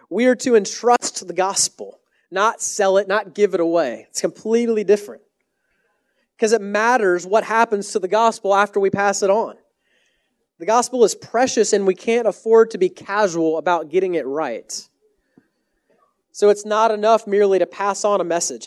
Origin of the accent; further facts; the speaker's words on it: Texas, United States; also born or lived in Canada; now in Washington, D.C., United States; I'm from Texas originally.